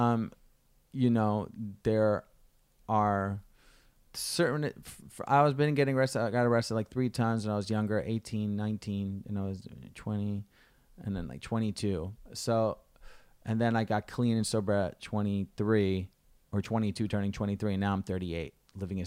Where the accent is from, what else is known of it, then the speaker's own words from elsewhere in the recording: New Jersey, United States; I'm from Jersey, so we were, like, twenty minutes, thirty minutes away from Staten Island.